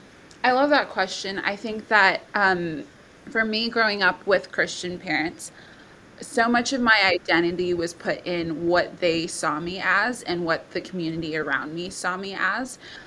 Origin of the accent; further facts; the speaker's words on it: Bangladesh; also born or lived in India; now in Townsville, Australia; I'm originally from Papua New Guinea and Samoa, but I was born and brought up in Bangladesh and India as well. I'm 26 years old